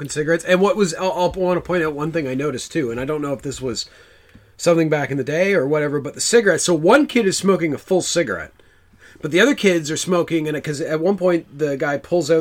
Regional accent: Canada; We're from Canada

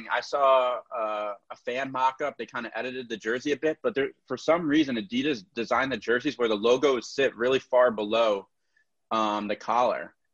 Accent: Connecticut, United States; I'm a Devils fan, but I'm from Connecticut. So all my buddies, everyone I grow up around are Rangers fans.

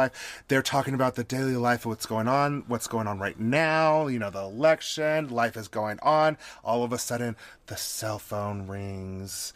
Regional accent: Salt Lake City, Utah, United States; I'm back here in my hometown, Salt Lake City, Utah

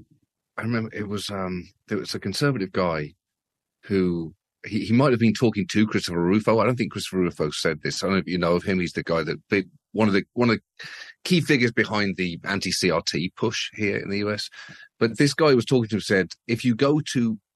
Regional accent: United Kingdom; as a British person

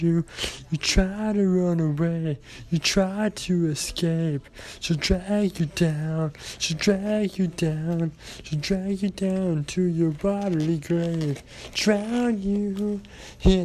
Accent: Ireland; I am Irish

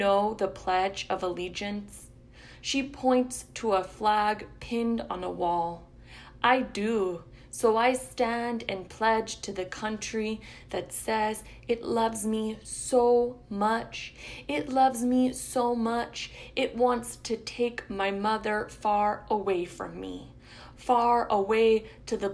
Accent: El Paso, Texas, United States; also born or lived in Ciudad Juárez, Mexico; I grew up in El Paso, Ciudad Juarez, post 9/11

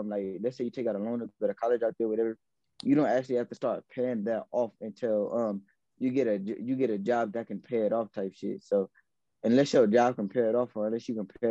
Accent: Los Angeles, California, United States; I'm from L.A., I'm from Watts

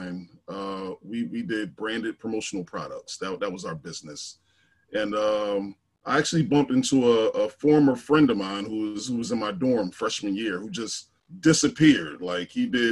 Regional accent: Philadelphia, Pennsylvania, United States; I'm from North Philly originally, what they're now trying to call Templetown.

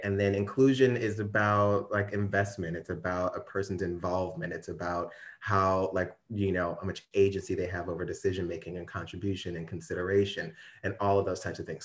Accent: Ferguson, Missouri, United States; I am actually from Ferguson, Missouri

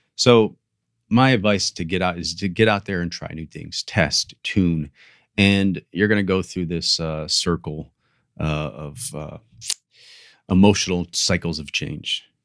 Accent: Ohio, United States; now in Miami, United States; I grew up in Ohio

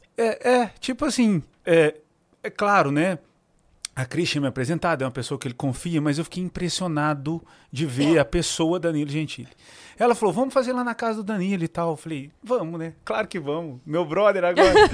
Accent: Minas Gerais, Brazil; accent: mineiro; o meu sotaque de mineiro nervoso

